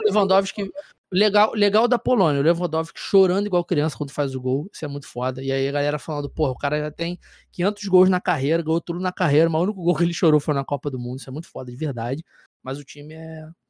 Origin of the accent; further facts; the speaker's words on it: Brazil; enquanto brasileiro